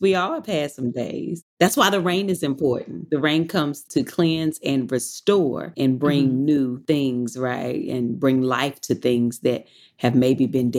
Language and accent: English; North Carolina, United States; now in Los Angeles, United States; I'm from North Carolina